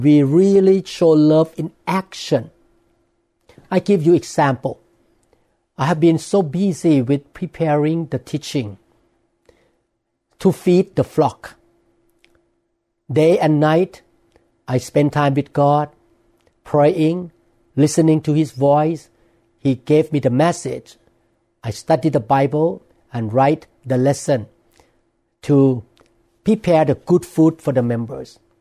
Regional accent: Thailand; English is a second language; now in Seattle, United States; I grew up in Thailand

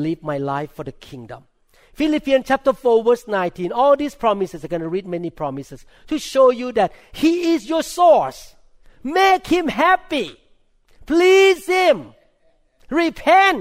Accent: Thailand; accent: thick accent; English is a second language; moved away as an adult; now in United States; I'm a neurosurgeon from Thailand

